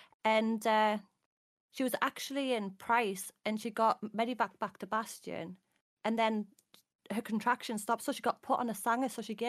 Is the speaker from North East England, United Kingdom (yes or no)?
yes; Darlington, North East England, United Kingdom; I'm from Darlow.